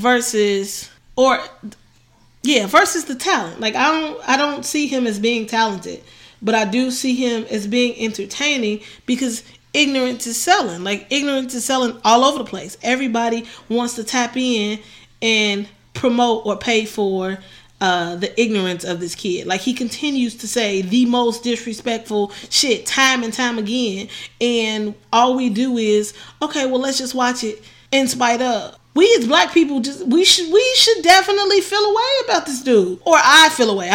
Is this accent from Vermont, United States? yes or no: no; Chicago, Illinois, United States; I'm from Chicago